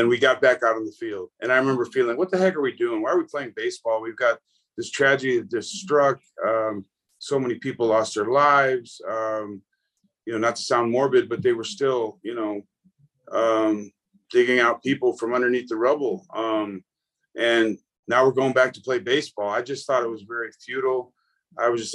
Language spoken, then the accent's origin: English; North Tonawanda, New York, United States; I grew up in North Tonawanda, New York, in the Buffalo area